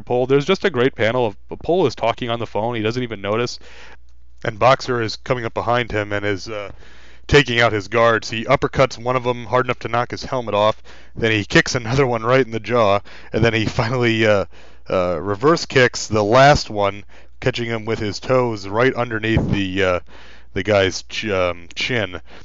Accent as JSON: {"language": "English", "region": "New York", "country": "United States", "said": "being a New Yorker like I am"}